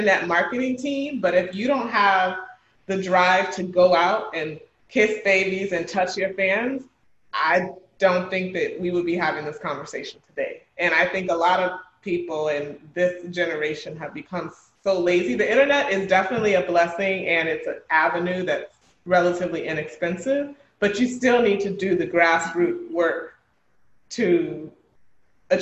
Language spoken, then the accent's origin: English; Miami, Florida, United States; my amazing hometown